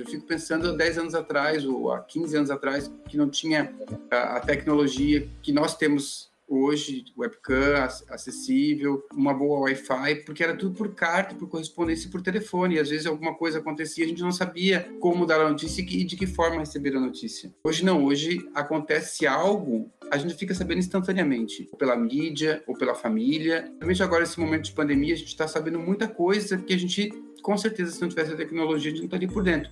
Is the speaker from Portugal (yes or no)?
no; Brazil; moved away as an adult; quando eu saí do Brasil, eu já saí com 38 para 39